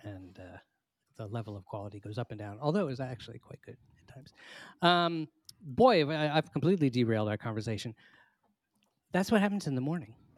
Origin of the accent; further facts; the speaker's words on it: United States; as an American